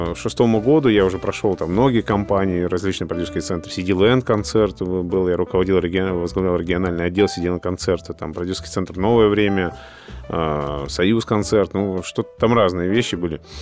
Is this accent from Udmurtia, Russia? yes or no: yes; Izhevsk, Udmurtia, Russia; now in Moscow, Russia; ивент-агентство в городе Ижевске, у нас на родине